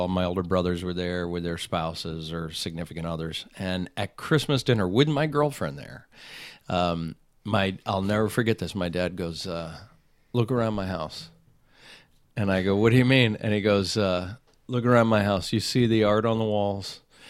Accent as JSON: {"language": "English", "region": "Northeast", "country": "United States", "tie": "born or raised there", "said": "Yeah, I grew up on the Eastern Seaboard, right outside New York and Connecticut."}